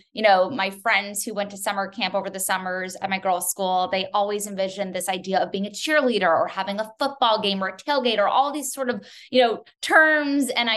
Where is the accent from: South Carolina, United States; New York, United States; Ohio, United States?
New York, United States; New York City; I grew up on the Upper East Side of Manhattan